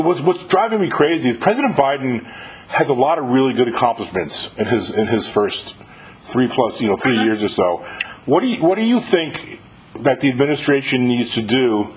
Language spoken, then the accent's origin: English; New York, United States; moved away; I'm from New York too.